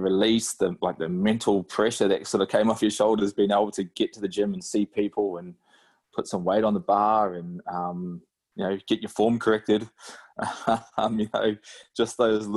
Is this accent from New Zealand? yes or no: yes; New Zealand; now in Australia; back home in NZ